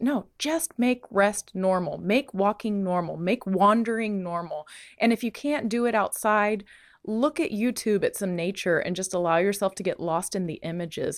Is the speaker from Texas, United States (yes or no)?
yes; Bandera, Texas, United States; moved away; I'm back in Bandera, Texas, my hometown